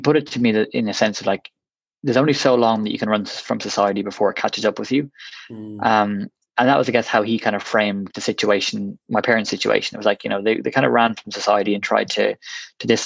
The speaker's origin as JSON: {"language": "English", "area": "Westmeath", "region": "Leinster", "country": "Ireland", "also_born_or_lived": "Galway", "said": "I'm originally from Westmeath in Ireland."}